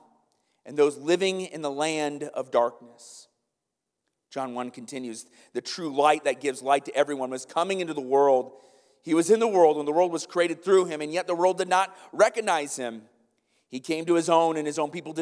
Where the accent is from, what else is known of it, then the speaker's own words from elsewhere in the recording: Iowa, United States; now in Kenosha, United States; I'm from Iowa